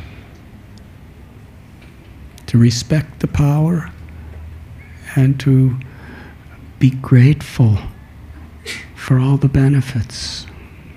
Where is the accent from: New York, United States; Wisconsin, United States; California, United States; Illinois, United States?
Illinois, United States; Chicago; I was born in Chicago